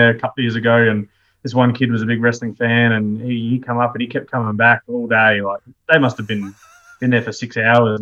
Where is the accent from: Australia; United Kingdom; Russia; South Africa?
Australia; Adelaide, South Australia; moved away as an adult; also born or lived in Pilbara; now in Melbourne, Australia; I'm from Adelaide originally